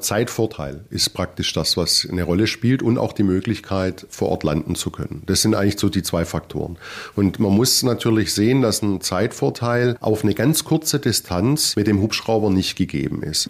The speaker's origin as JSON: {"language": "German", "town": "Ludwigsburg", "region": "Baden-Württemberg", "country": "Germany", "tie": "born or raised there", "also_born_or_lived": "Leipzig / Tübingen", "accent": "Swabian", "said": "Ich bin tatsächlich gebürtiger Ludwigsburger und bin über verschiedene Ecken, auch im Studium über Leipzig und Tübingen dann wieder tatsächlich zurückgekommen"}